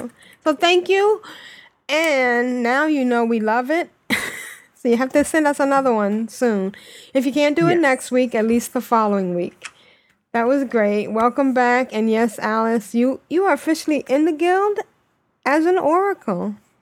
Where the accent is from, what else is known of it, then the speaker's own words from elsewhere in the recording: United Kingdom; I mean, I'm British.